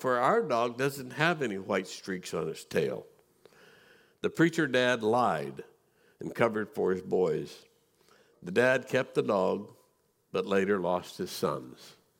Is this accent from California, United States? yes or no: no; Missouri, United States; I grew up in Missouri.